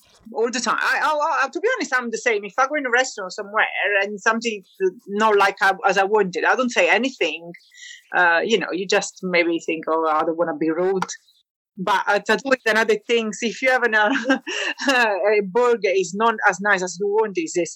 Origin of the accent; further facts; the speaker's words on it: Naples, Campania, Italy; English is a second language; now in Shrewsbury, United Kingdom; I am from Naples, Italy.